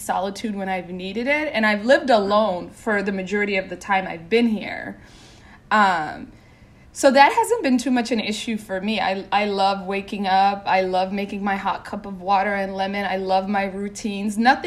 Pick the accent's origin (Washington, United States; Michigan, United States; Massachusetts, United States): Washington, United States; Seattle; moved away as an adult; now in New York City, United States; I grew up by myself in Seattle, Washington. Since I was 7